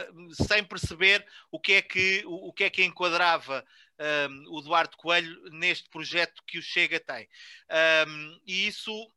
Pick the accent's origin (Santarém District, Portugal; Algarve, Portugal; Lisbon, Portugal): Santarém District, Portugal; Vila Chã de Ourique; moved away as an adult; não nasci em Vila Chã de Ourique, mas fui para lá muito novo e saí de lá uh, só quando do casei